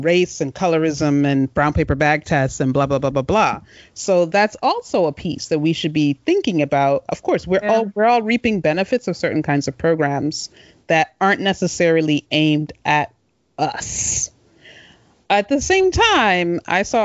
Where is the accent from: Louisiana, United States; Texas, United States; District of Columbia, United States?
District of Columbia, United States; Washington; if they say where's home, I'm going to say DC area